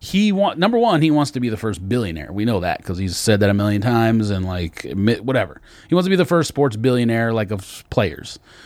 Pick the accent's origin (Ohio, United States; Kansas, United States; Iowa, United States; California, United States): California, United States; Los Angeles; I'm from Los Angeles, so obviously it's nice to have.